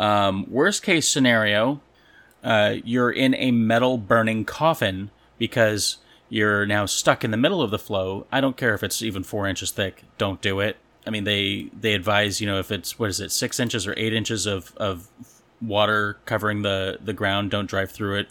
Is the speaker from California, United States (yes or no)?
yes; California, United States; now in Missouri, United States; growing up in California